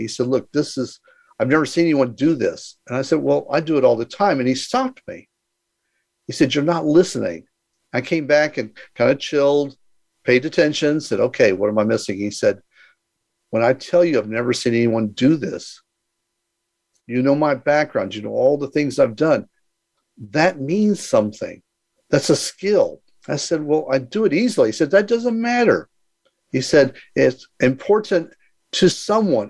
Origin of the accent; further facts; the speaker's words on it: Houston, Texas, United States; moved away as an adult; also born or lived in San Diego / Mexico; I was born in Houston, Texas, and uh, again, I was the uh, oldest of nine and, you know, had a pretty normal life. You know, went to school